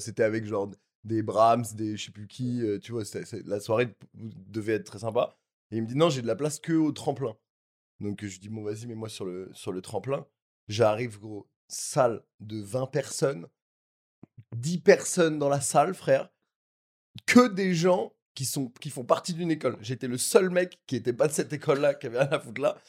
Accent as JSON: {"language": "French", "town": "Paris", "region": "Île-de-France", "country": "France", "tie": "born or raised there", "also_born_or_lived": "Corsica", "said": "j'ai grandi à Paris dans le 7ème"}